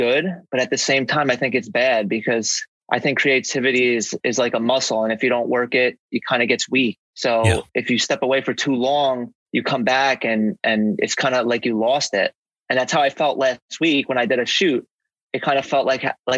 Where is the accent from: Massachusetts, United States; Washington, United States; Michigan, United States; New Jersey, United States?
New Jersey, United States; I live basically right outside of New York for my whole life